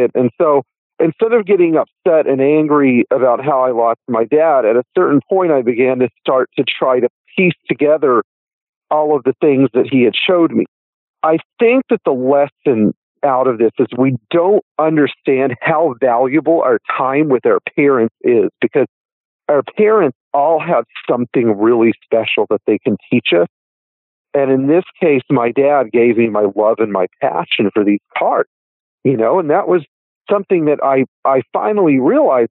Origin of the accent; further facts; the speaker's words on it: Fort Worth, Texas, United States; when we were riding to school, we were in Fort Worth. I'm from Fort Worth, Texas